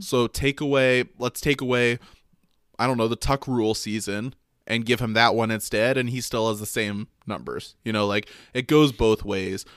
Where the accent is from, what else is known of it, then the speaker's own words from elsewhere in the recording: Michigan, United States; I grew up in Michigan